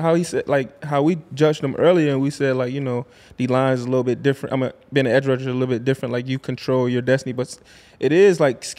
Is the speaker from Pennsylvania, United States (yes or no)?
no; Miami, Florida, United States; I'm from Miami, bro.